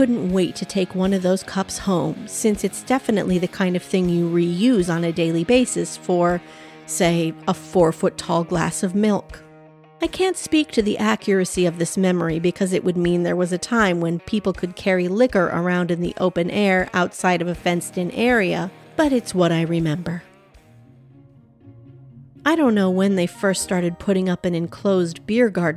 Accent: Thief River Falls, Minnesota, United States; my hometown of Thief River Falls, Minnesota

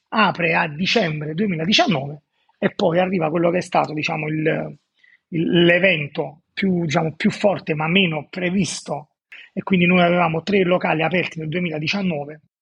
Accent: Naples, Campania, Italy; Sono napoletano, vivo a Napoli

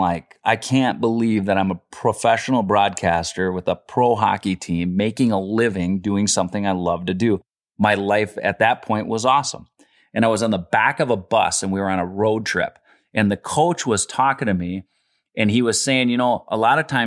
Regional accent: Minnesota, United States; also born or lived in California

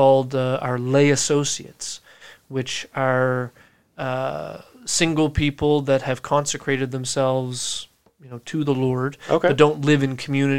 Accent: Yarmouth, Nova Scotia, Canada; also born or lived in Fredericton, New Brunswick; Well, actually born in Fredericton, New Brunswick, but moved here to Yarmouth with my family when I was 4. So this is where I call home. This is where I grew up, graduated from high school.

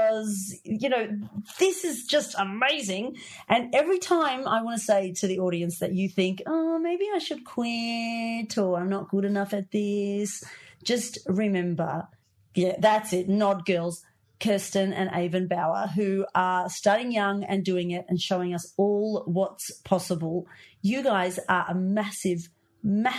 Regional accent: Australia; I'm from Australia

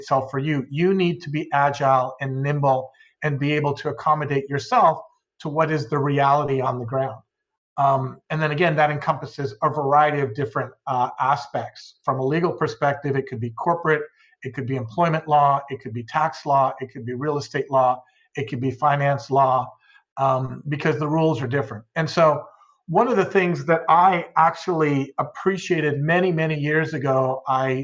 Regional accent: Southern California, United States; also born or lived in Mexico; I was born in the United States in Southern California, but I was raised in both Southern California and in Mexico

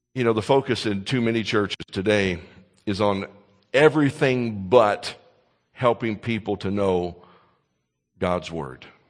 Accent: Kentucky, United States; moved away; my home state of Kentucky

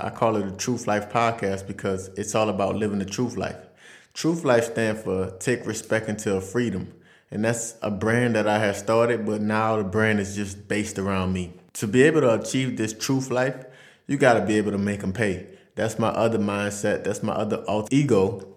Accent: Louisiana, United States; moved away as an adult; now in France; I'm from Vassar, Louisiana. It's a small country town right outside of New Orleans, about forty minutes away.

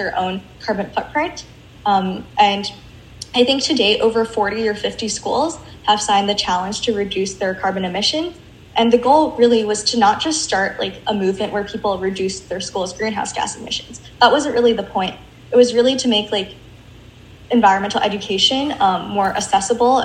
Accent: Washington, United States; I grew up in the Pacific Northwest, mm-hmm. in Washington.

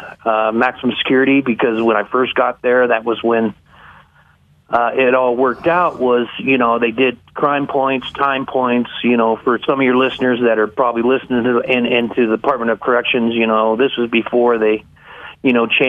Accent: Idaho Falls, Idaho, United States; I'm a true Idahoan. I was born and raised here in Idaho Falls

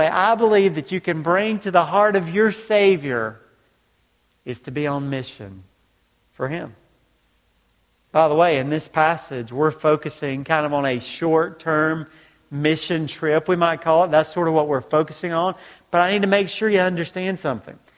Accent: Georgia, United States; also born or lived in North Carolina; now in New York, United States; Now in New York, I know you're surprised now that I'm originally from Georgia, the accent's gone and everything, but, but I did. I grew up in Georgia, moved to North Carolina

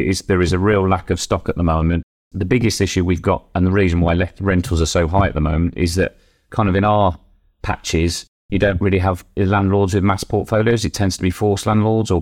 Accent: Midlands, United Kingdom; now in Devon, United Kingdom; I'm from the Midlands originally

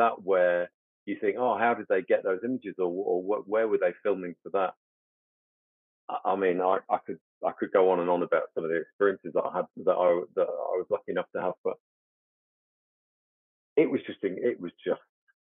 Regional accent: United Kingdom; growing up in the West and growing up in the UK

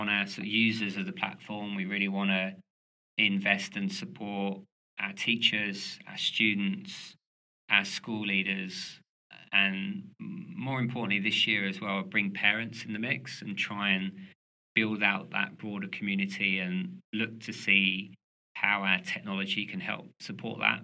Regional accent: London, United Kingdom; moved away; I'm originally from London

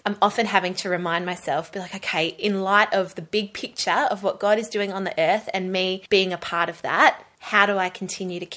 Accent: Gold Coast, Queensland, Australia; moved away as an adult; now in Perth, Australia; I grew up on the Gold Coast. We moved here when I was 3 years old

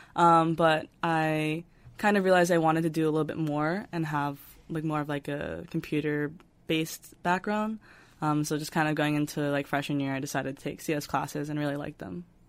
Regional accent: New York, United States; I'm originally from New York

